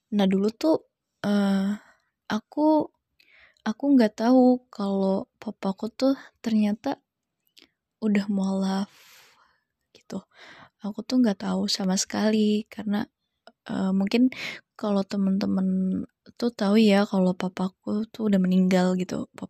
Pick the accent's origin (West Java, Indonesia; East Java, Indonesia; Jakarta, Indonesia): Jakarta, Indonesia; born there; dulu aku lahir di Jakarta pada bulan September tahun 1999